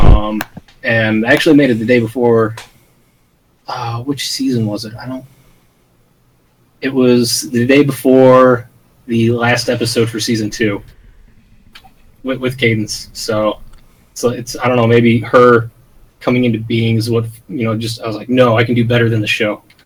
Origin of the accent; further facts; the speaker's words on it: United States; I am American